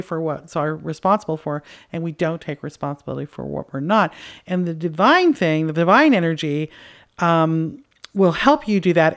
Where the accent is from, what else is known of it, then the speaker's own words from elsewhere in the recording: Canada; I'm from Canada